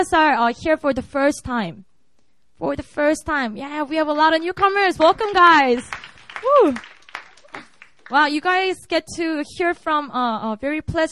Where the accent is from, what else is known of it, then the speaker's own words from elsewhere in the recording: South Korea; English is a second language; also born or lived in Seoul; preaching in my hometown